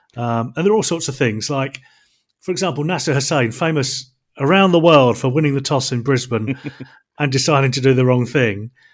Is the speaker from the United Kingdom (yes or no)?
yes; England, United Kingdom; being an Englishman